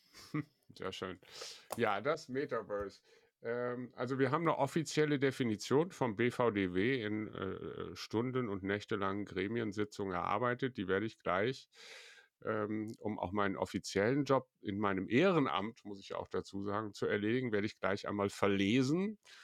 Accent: Belgium; hier bei uns in Belgien

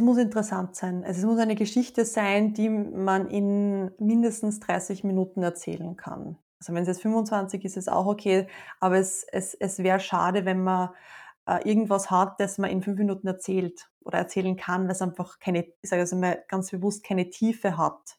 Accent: Austria; ich habe eine riesengroße Leidenschaft für meine Heimat schon immer

